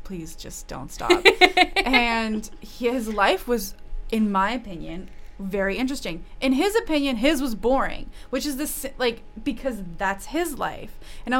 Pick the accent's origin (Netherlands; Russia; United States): Russia; English is a second language; now in Canada; I'm from Russia.